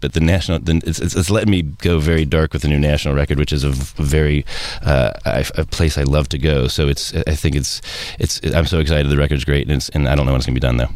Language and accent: English; Cincinnati, Ohio, United States; I come from Cincinnati